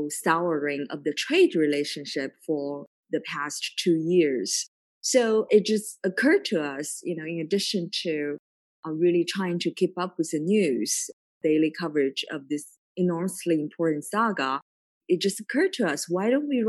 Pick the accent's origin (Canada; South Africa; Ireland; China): China; moved away as an adult; now in United States; I was born and raised in China and, you know, was able to go to college in Shanghai